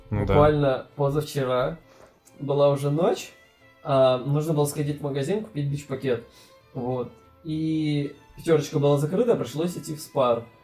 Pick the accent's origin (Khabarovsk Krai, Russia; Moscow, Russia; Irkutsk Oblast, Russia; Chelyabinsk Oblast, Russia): Irkutsk Oblast, Russia; Bratsk; Спасибо, что опять назвал мой город.